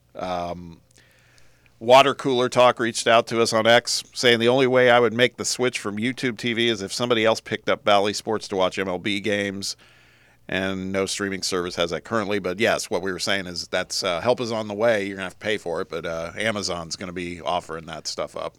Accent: Indianapolis, Indiana, United States; living in Indianapolis

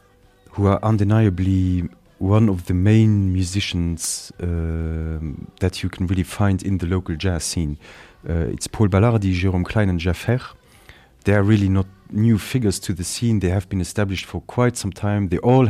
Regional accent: Netherlands; accent: Dutch; English is a second language; As you say, you know, it's my Dutch accent here

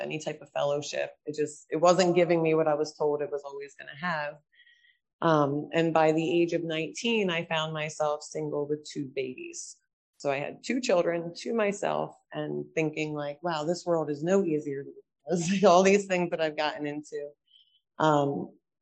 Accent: New Jersey, United States; We attended a lot of churches around South Jersey

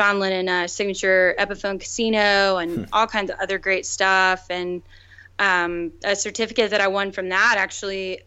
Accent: Memphis, Tennessee, United States; now in Nashville, United States; I grew up in Memphis and there's a lot of music history there

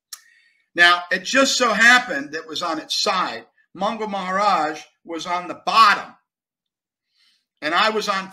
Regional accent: Buffalo, New York, United States; moved away; I'm from Buffalo, New York.

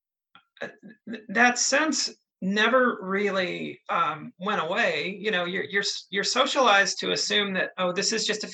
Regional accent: just north of South Carolina, North Carolina, United States; now in Canada; South Carolina, which is just to the south of where I was born

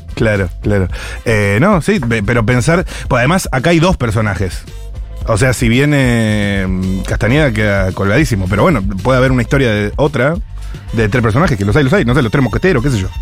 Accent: Buenos Aires, Argentina; soy porteño

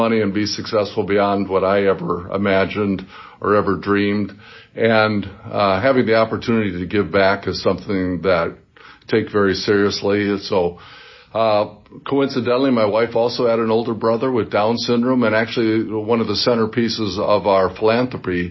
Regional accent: Gary, Indiana, United States; I grew up in Gary, Indiana, so it was a steel mill town

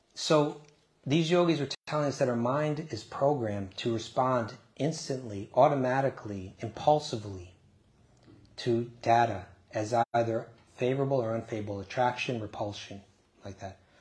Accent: New York, United States; I grew up just outside of New York City.

